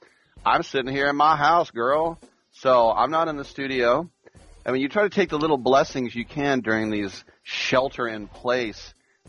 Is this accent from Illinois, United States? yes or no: no; East Bay, California, United States; also born or lived in Oakland; growing up in the East Bay